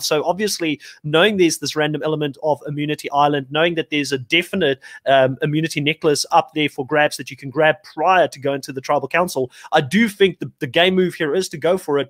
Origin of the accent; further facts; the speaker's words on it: South Africa; being a South African myself